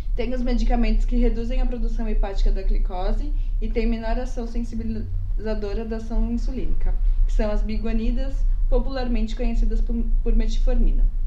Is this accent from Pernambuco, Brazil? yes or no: no; São Paulo, Brazil; nós somos daqui da capital de São Paulo, ou seja, uma cidade grande